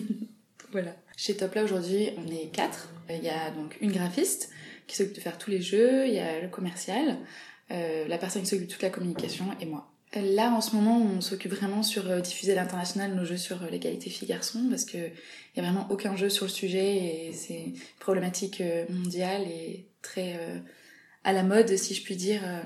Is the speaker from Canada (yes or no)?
no; south of France, France; moved away as an adult; now in Paris, France; je viens du sud de la France